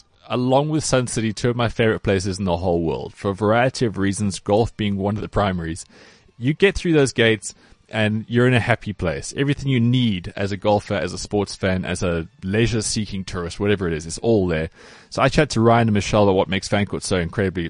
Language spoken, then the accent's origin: English; Cape Town, Western Cape, South Africa; now in Gauteng, South Africa; I grew up in Cape Town and played a lot of courses around there.